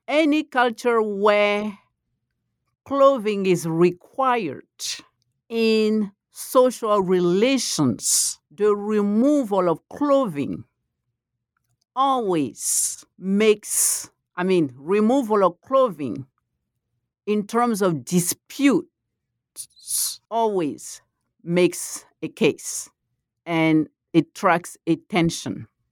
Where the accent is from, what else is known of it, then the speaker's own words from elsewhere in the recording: Côte d’Ivoire; first language Malinke; English is a second language; moved away; I'm from the Ivory Coast